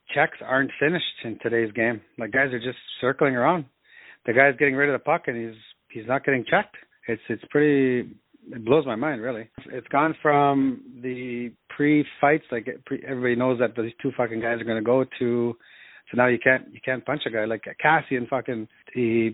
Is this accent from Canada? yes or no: yes; Sault Ste. Marie, Ontario, Canada; also born or lived in Dearborn, Michigan; I grew up in Sault Ste. Marie, Ontario, which is right on the border of Michigan